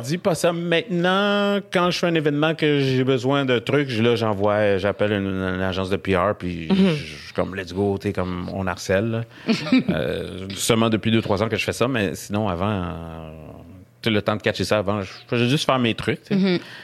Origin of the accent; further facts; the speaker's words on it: Quebec, Canada; accent: Québécois; j'ai un accent québécois